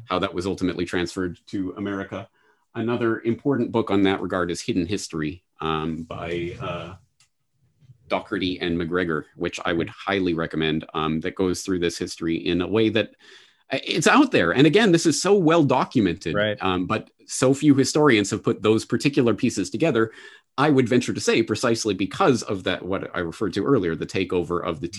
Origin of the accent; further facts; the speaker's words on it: Canada; now in Japan; Growing up in Canada